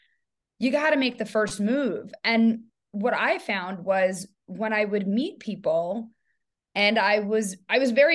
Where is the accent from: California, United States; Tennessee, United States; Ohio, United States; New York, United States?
New York, United States; moved away as an adult; now in San Francisco, United States; I live in San Francisco, but I am a New Yorker. I moved from New York 7 years ago.